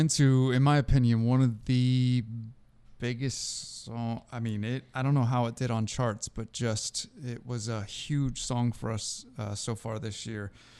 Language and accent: English; Seattle, Washington, United States; moved away; also born or lived in Florida; I grew up in Seattle.